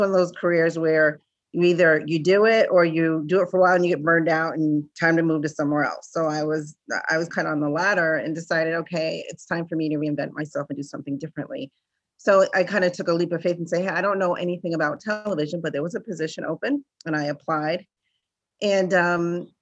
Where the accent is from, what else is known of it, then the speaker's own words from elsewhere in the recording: Rhode Island, United States; growing up in New England and in a small state like Rhode Island, which is outside of Massachusetts